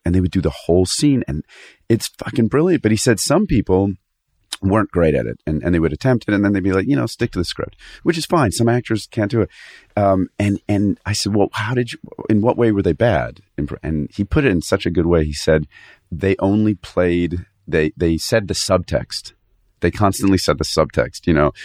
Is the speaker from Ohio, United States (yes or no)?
no; Fairfield, Connecticut, United States; in Connecticut, Fairfield, Connecticut.